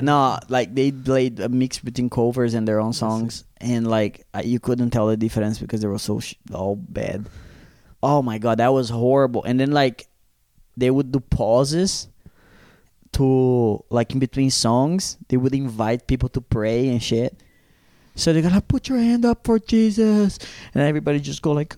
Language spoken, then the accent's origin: English; Brazil; now in Zurich, Switzerland; the ones that I grew up in Brazil